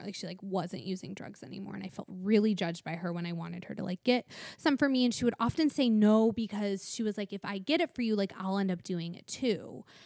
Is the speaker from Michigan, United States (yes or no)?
yes; Michigan, United States; now in Los Angeles, United States; growing up in Michigan